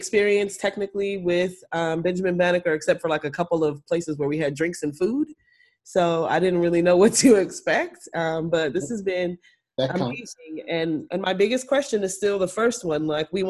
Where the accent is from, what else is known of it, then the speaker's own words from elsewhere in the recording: Trinidad & Tobago; Also, I'm Trinidadian.